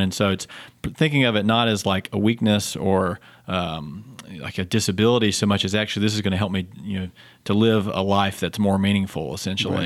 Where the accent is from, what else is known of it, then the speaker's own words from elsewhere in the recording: Fayetteville, North Carolina, United States; also born or lived in Baltimore / Boston / Durham, North Carolina; now in Charlotte, United States; I grew up in southeastern North Carolina, uh, if you can't tell by my accent